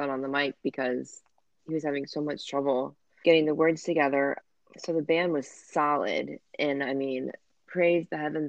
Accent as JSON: {"language": "English", "country": "United States"}